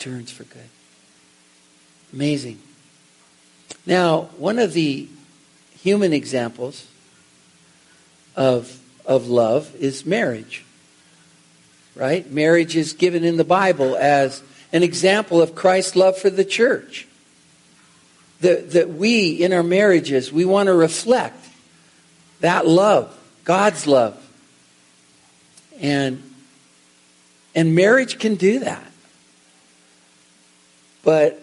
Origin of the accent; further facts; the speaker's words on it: Seattle, Washington, United States; I'm from Seattle